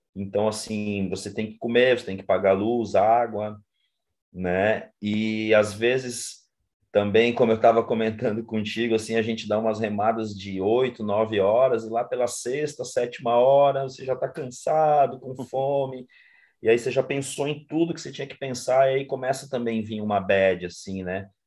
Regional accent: interior of Paraná, Brazil; moved away as an adult; now in Florianópolis, Brazil; sou nascido no Paraná, moro em Florianópolis há 25 anos, onde eu vim para estudar

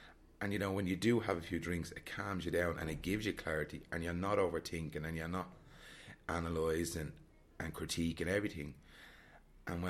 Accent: Dublin, Leinster, Ireland; I'm from Dublin

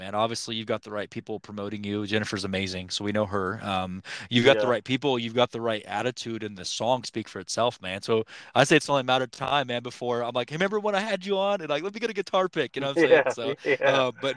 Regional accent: Kansas, United States; I'm from Kansas

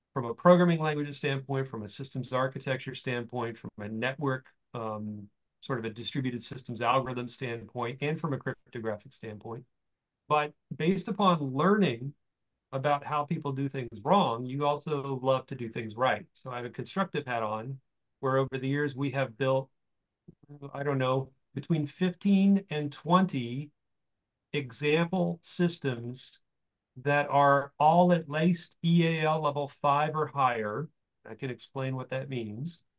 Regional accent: Florida, United States; moved away as an adult; also born or lived in California; I was from Florida

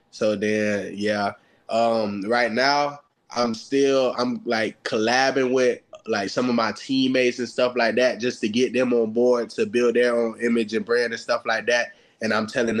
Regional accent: Florida, United States; moved away; I'm from Florida

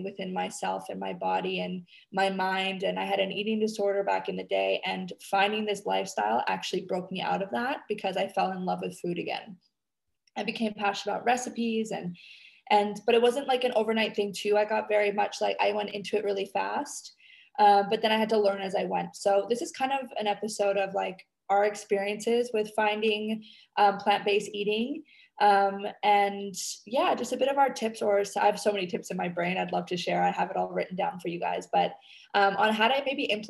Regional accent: Canada; now in Indonesia

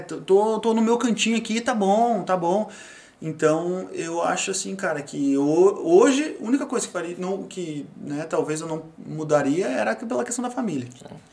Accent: South Region, Brazil; moved away as an adult; also born or lived in Novo Hamburgo; now in Portugal; eu sou do sul do Brasil

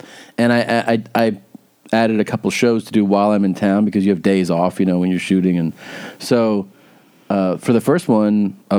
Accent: Florida, United States; moved away; also born or lived in Ohio; You know, I spent time growing up in Florida. Floridians would be like, you're a Florida boy. I was born in Ohio.

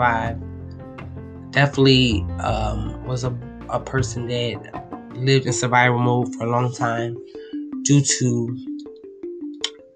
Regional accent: Philadelphia, Pennsylvania, United States; I'm from Philadelphia.

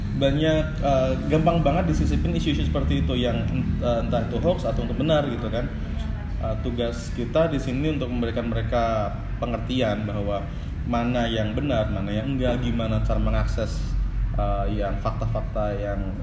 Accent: Yogyakarta, Special Region of Yogyakarta, Indonesia; kita orang Jogja

